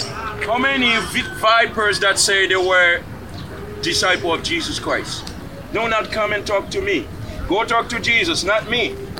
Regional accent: Haiti; moved away; Me, I was born in Haiti. So that means I speak Spanish, I speak French, I speak English.

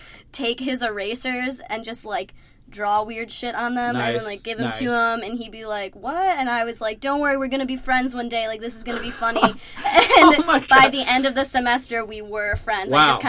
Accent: Dearborn, Michigan, United States; moved away; I'm from Dearborn, Michigan. It's a suburb okay. of Detroit.

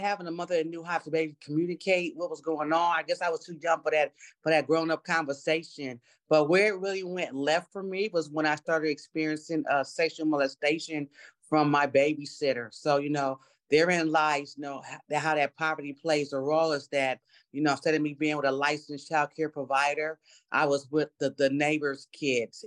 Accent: New York City, New York, United States; I was born in New York City uh, to a single mom. Uh, we lived three families in one three bedroom apartment

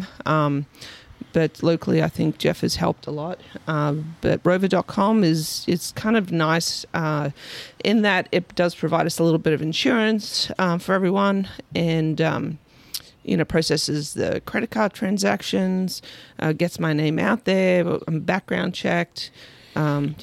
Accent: Australia; moved away; I'm from Australia

